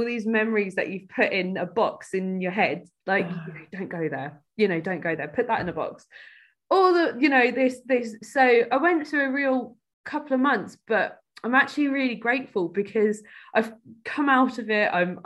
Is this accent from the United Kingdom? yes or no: yes; Cambridge, East of England, United Kingdom; growing up in Cambridge, it wasn't easy, you know, kind of elite university city